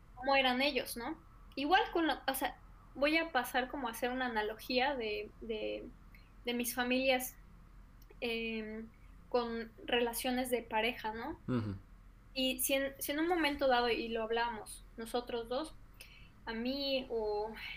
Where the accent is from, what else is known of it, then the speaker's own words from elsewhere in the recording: Mexico; somos mexicanos